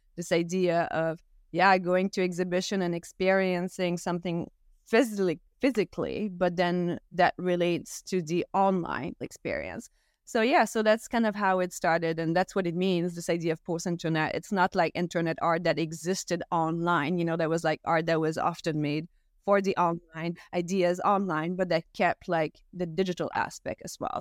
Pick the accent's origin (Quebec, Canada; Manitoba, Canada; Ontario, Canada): Quebec, Canada; Gaspésie; first language French; English is a second language; I'm Canadian, and I grew up in a small town that only speaks French as well all my life